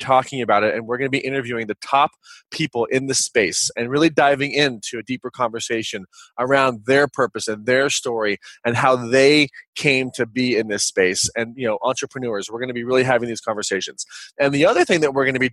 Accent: Kansas, United States; moved away as an adult; also born or lived in Los Angeles, California; I am a kid from Kansas, and I moved out to Los Angeles

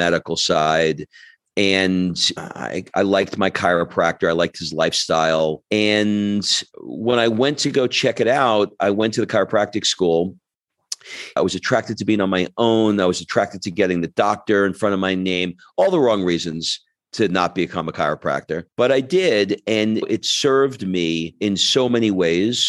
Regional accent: New York, United States; moved away as an adult; also born or lived in Georgia; now in Florence, Italy; I grew up in New York

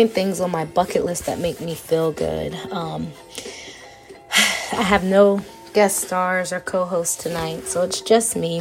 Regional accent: Gaithersburg, Maryland, United States; moved away as an adult; now in West Virginia, United States; I am from Gaithersburg, Maryland

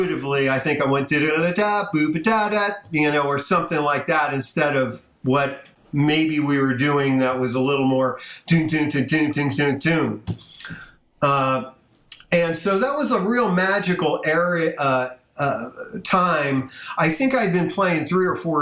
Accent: South San Francisco, California, United States; my hometown, South San Francisco

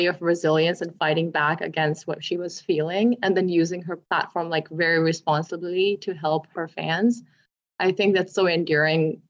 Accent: Sarnia, Ontario, Canada; also born or lived in Toronto; I'm from Sarnia

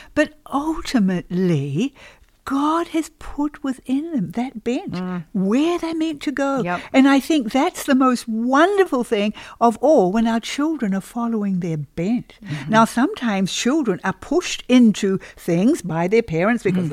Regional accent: New Zealand; moved away as an adult; also born or lived in Australia; now in United States; my husband and I have been in the States now uh, for about 30 years. And we came originally from New Zealand. We were 10 years in Australia.

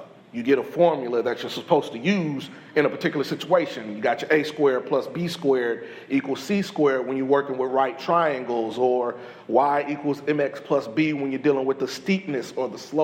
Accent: Indianapolis, Indiana, United States; moved away as an adult; also born or lived in Freeport, Illinois; now in East Columbia, Texas, United States; I am originally from Indianapolis, Indiana, by way of Freeport, Illinois. So I was born in Freeport, moved to Indiana, and then came down here to Texas

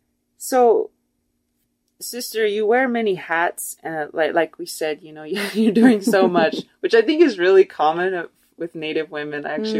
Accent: Taos, New Mexico, United States; I'm from Taos, New Mexico, or I grew up there

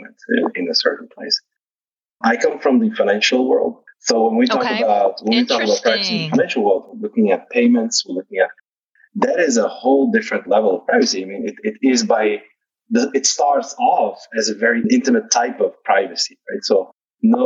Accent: Netherlands; now in Arizona, United States; I'm from the Netherlands

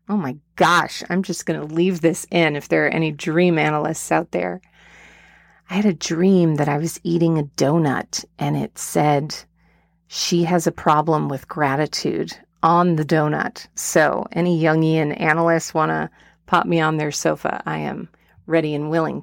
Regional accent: Asheville, North Carolina, United States; my hometown of Asheville, North Carolina

